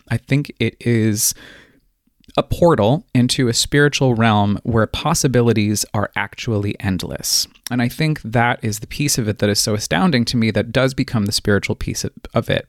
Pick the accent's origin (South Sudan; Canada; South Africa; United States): United States; Colorado Springs, Colorado; I was born and raised in the mountains, uh, the foothills, rather, of the Rockies in Colorado Springs